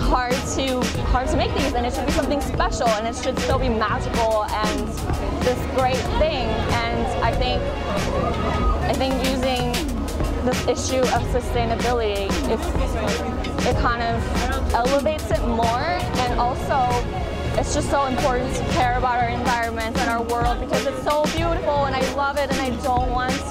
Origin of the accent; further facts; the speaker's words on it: Midwest U.S., United States; moved away as an adult; also born or lived in Korea / New York / Paris / Milan; I was raised in the U.S. most of my life, and I grew up in the Midwest U.S.